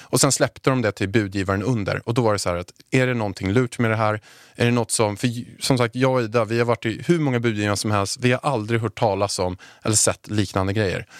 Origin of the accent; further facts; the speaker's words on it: Haninge, Stockholm County, Sweden; jag är uppväxt i Haninge